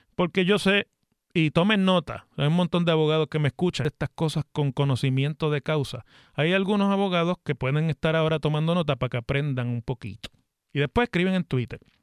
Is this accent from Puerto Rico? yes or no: yes; Mayagüez, Puerto Rico; allá en mi ciudad de Mayagüez